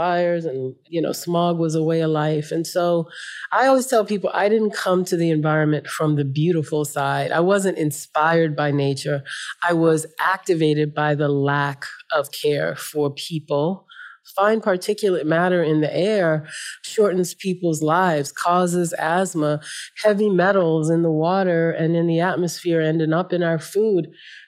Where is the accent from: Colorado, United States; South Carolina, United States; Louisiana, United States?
Louisiana, United States; New Orleans; I was raised in New Orleans on the Gulf Coast of the United States.